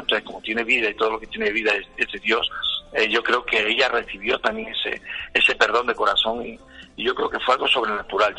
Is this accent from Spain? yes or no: yes; Spain; los que éramos españoles